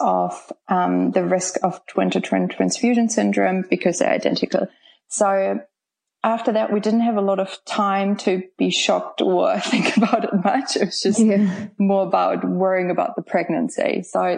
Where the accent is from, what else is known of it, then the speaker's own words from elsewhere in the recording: Germany; English is a second language; moved away as an adult; now in Auckland, New Zealand; I'm originally from Germany, but moved here about 10 years ago now